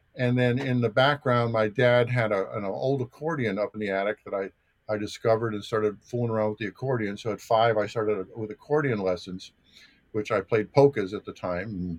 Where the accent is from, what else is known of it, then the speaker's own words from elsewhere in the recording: North Olmsted, Ohio, United States; also born or lived in New Jersey; I was born in New Jersey, but sort of my my formulation ninth grade started in North Olmsted High School in in the Cleveland, Ohio area